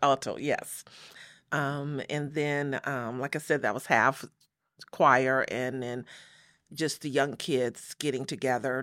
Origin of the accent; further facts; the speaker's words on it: Los Angeles, California, United States; moved away as an adult; also born or lived in Chicago; now in Las Vegas, United States; we moved to Los Angeles from Chicago, so that was about five, six years old